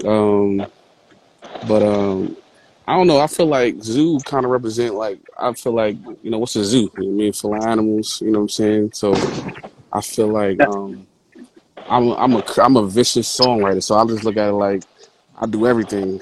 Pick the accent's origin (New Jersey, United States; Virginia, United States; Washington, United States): New Jersey, United States; Jersey City; I'm originally from North in Jersey City